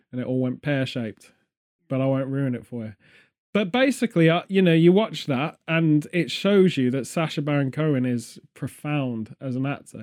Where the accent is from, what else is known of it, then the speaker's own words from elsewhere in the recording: England, United Kingdom; being English, it's very much an identity thing